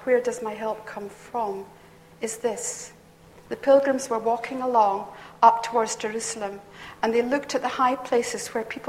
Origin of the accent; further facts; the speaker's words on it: Perth, Scotland, United Kingdom; I come from Perth, that's where my childhood was